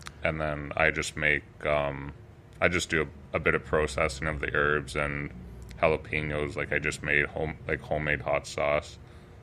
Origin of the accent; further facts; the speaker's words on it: Listowel, Ontario, Canada; also born or lived in Kitchener; growing up in Listowel, it's a rural community